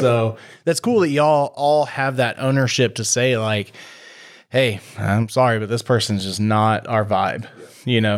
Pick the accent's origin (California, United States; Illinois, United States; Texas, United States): Texas, United States; Waller; now in Tomball, United States; I grew up in Waller